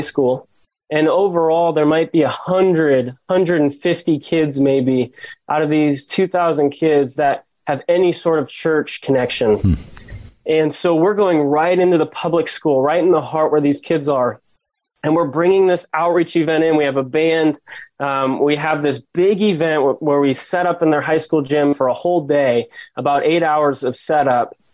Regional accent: South Dakota, United States; I grew up in South Dakota and I was actually the son of a youth pastor

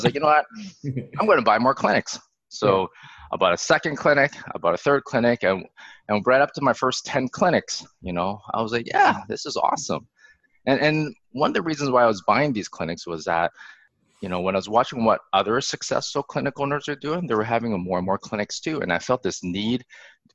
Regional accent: Alberta, Canada; I was born in Alberta. And growing up in Alberta, like, we're close to Banff

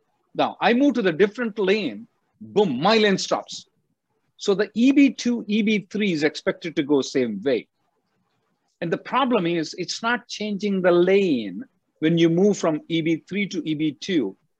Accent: India; now in United States; I came from India. I know it is not a good idea to do anything else other than change of status.

